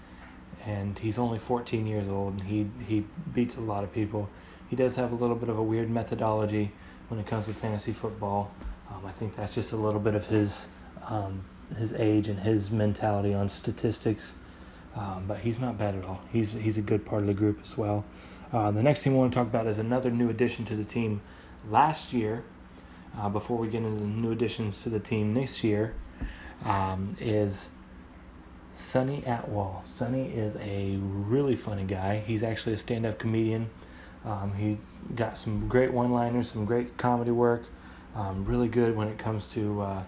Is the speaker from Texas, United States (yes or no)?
no; Indianapolis, Indiana, United States; we're from Indianapolis